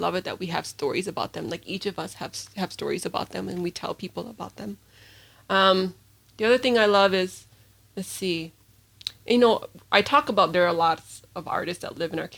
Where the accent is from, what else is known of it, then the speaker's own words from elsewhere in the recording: St. Paul, Minnesota, United States; I grew up in St. Paul